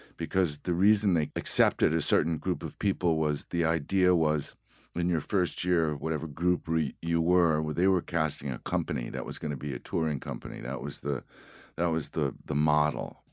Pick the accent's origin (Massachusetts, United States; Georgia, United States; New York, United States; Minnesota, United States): Massachusetts, United States; Haverhill; I was born in, uh, Haverhill, Massachusetts